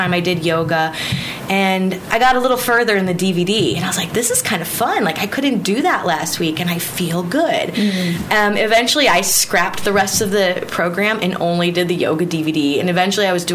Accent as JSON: {"language": "English", "region": "Missouri", "country": "United States", "moved": "yes", "lives_now": "Guam", "said": "I'm from Missouri"}